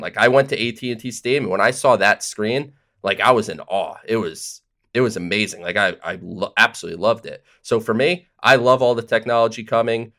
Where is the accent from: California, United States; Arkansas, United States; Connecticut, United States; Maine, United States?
Connecticut, United States; Southern; I'm from Southern Connecticut